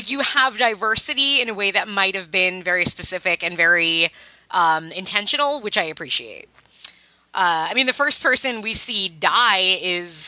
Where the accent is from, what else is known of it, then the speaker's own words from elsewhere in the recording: East Coast, United States; we're all from the East Coast